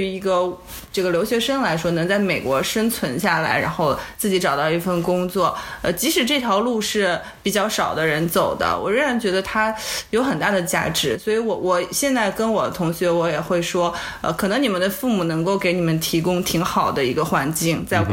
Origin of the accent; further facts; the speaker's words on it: China; also born or lived in Silicon Valley, United States; now in United States; 我们中国人